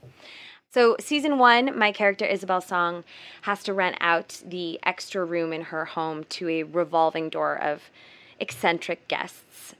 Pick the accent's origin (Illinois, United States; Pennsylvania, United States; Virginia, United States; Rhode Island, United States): Rhode Island, United States; Providence; also born or lived in West Coast, United States; now in New York, United States; I'm from the East Coast. I'm from Providence, Rhode Island, and so is Mia